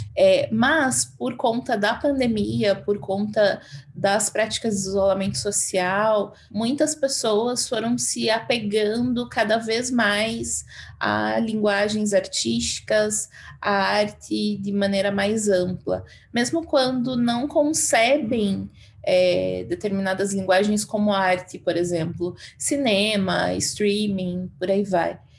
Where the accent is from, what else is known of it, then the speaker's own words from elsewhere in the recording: Castro, Paraná, Brazil; moved away as an adult; also born or lived in Ponta Grossa, Brazil; now in Cuiabá, Brazil; Eu sou de Castro, que é uma cidade pequenininha no Paraná, mas já morava em Ponta Grossa